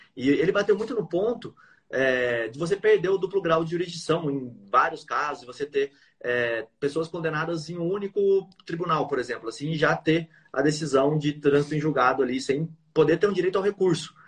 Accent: Bauru, São Paulo, Brazil; Bauru, que é a minha cidade natal

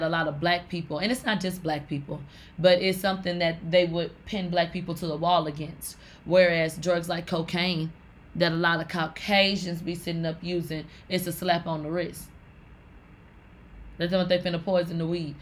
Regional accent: Houston, Texas, United States; I'm from Houston, Texas

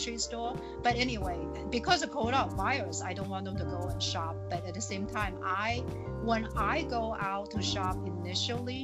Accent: China; accent: Chinese; English is a second language; moved away as an adult; now in Plymouth, United States; I have Chinese accent

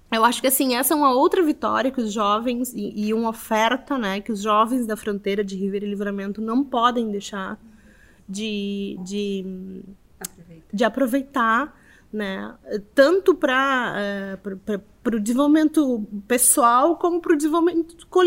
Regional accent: Montevideo, Uruguay; moved away as an adult; now in Porto Alegre, Brazil; eu saí de Montevideo, fui para lá bem na crise financeira do Uruguai, eu tive que ir também porque a crise atingiu a todos, né?

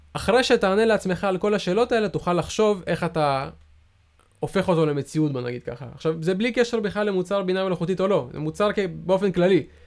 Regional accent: Israel; אנחנו ישראלים

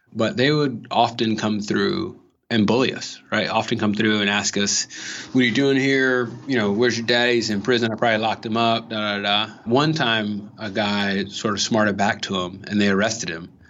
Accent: Los Angeles, California, United States; I'm from L A. I'm from Watts, which is South Central

